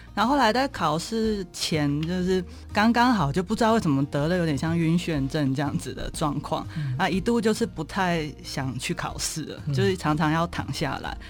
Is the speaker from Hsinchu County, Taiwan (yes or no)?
yes; Zhudong, Hsinchu County, Taiwan; 我从小就是在新竹县竹东镇，也是典型的嗯。乡下环境嗯。长大的。那比较特别是，就是因为我爸爸是那种乡下教会的牧师这样